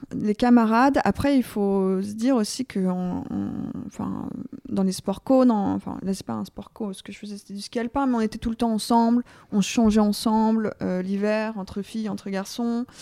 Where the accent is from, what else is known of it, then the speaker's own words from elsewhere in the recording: Vercors, above Grenoble, Auvergne-Rhône-Alpes, France; moved away as an adult; also born or lived in Lyon; now in Paris, France; je suis originaire euh, du Vercors au-dessus de Grenoble